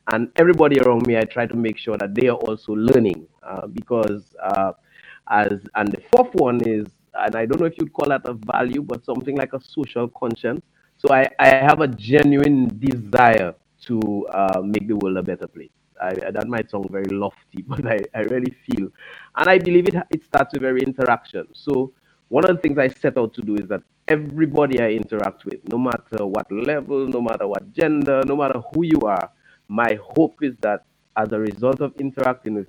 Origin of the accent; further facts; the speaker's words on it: Cottage, Dominica; also born or lived in Curaçao; I grew up in the village of Cottage.